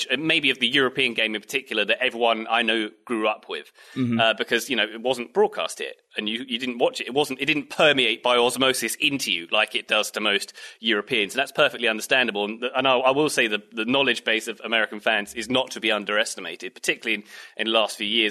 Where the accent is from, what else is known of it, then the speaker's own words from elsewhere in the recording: England, United Kingdom; now in United States; since I left England, and sort of it's become part of my identity as, yeah, I am English